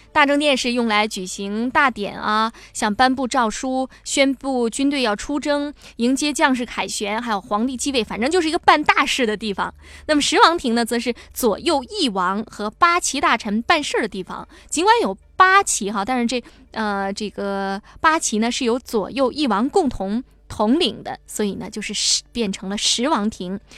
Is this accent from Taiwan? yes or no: no; Shenyang, Liaoning, China; moved away; 我现在是在，呃，我的家乡辽宁省沈阳市哈